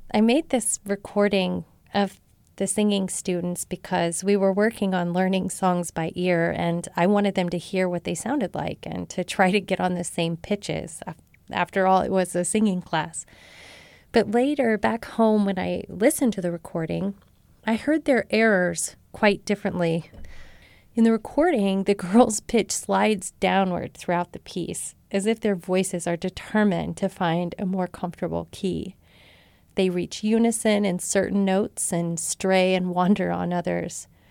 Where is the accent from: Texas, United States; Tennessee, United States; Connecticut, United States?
Texas, United States; Marshall; born or raised there